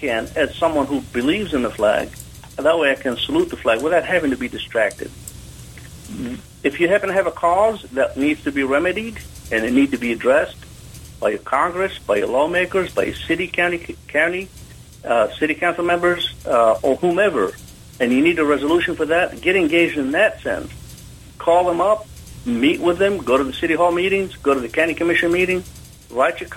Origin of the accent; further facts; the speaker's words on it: Jordan; now in United States; I was born in Jordan, which is a small country there in the Middle East.